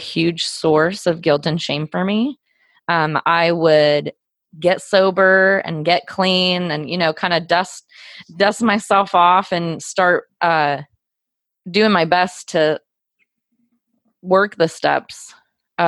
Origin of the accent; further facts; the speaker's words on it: Southern California, United States; now in Joplin, United States; I grew up in Southern California